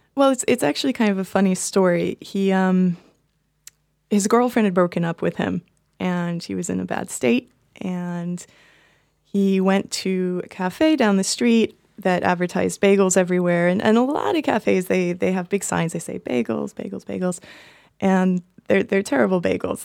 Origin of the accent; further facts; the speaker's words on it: Boston, Massachusetts, United States; now in Berlin, Germany; I'm from Boston